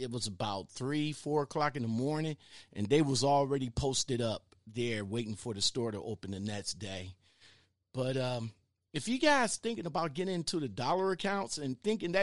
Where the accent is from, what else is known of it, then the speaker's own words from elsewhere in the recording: Cleveland, Ohio, United States; I'm in the Glenville neighborhood